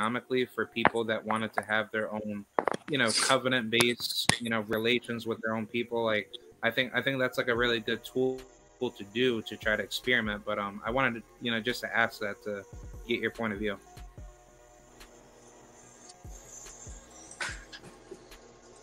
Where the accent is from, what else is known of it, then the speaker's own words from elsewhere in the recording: Albany, New York, United States; moved away as an adult; now in Florida, United States; I recently moved out here to Florida from New York because I'm from Albany